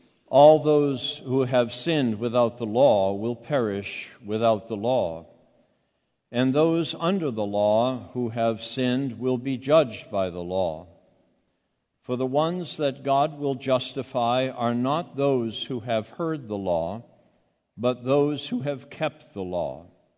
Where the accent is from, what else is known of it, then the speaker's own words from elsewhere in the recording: Boston, Massachusetts, United States; accent: Bostonian; I can revert back to that harsh Bostonian accent in a moment.